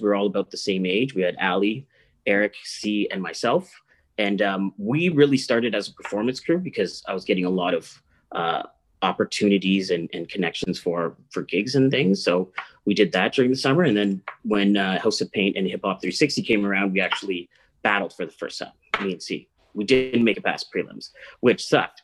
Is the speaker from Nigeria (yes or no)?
no; Ottawa, Ontario, Canada; I grew up in Ottawa.